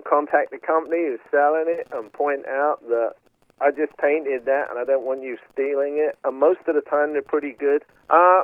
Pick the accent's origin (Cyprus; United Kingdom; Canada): United Kingdom; London; moved away as an adult; now in Chico, United States; I'm a guy from London. We haven't got much sand there.